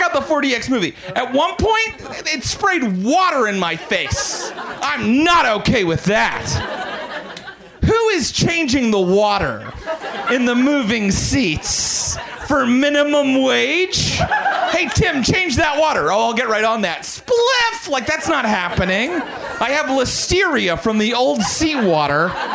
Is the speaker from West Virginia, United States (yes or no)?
yes; Morgantown, West Virginia, United States; I was raised very Christian in Morgantown, West Virginia